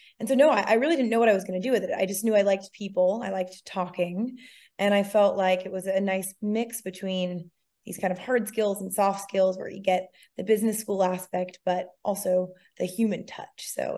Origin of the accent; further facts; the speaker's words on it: Massachusetts, United States; I did. I grew up just outside of Cape Cod.